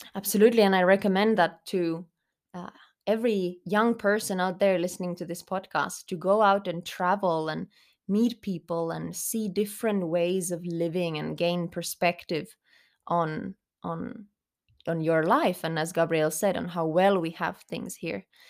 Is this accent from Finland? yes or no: yes; Finland; English is a second language; moved away as an adult; also born or lived in Germany / Spain; I grew up in Finland, but I did live some time abroad as well, including a couple years in Germany because my father was working there